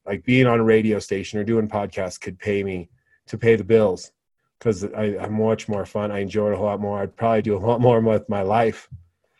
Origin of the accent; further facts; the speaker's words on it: Wyoming, United States; I grew up in Wyoming